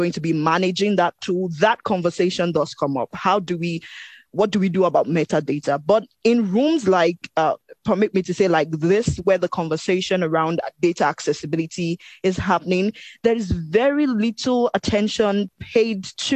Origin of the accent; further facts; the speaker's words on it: Nigeria; I'm speaking as a Nigerian